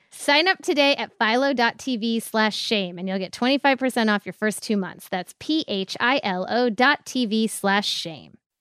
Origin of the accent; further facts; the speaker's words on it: Ohio, United States; I'm from its less fancy next door neighbor, Ohio